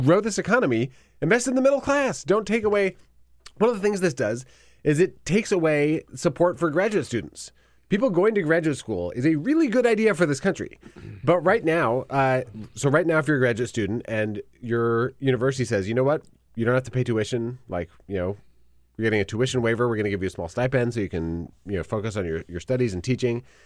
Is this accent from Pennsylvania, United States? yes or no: no; Wisconsin, United States; I'm from Wisconsin